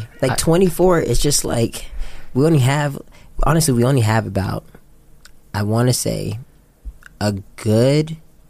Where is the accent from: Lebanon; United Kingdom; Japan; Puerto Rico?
Japan; moved away as an adult; now in United States; Well, prior to that, I grew up in Japan.